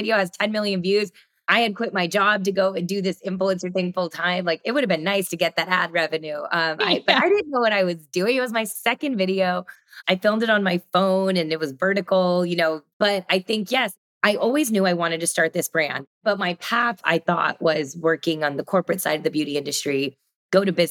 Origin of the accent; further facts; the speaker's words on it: Sugar Land, Texas, United States; I grew up in Texas, Sugar Land, a suburb of Houston